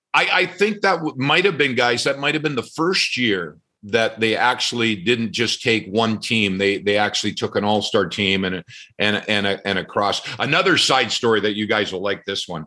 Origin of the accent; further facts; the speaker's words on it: Red Deer, Alberta, Canada; my hometown in Red Deer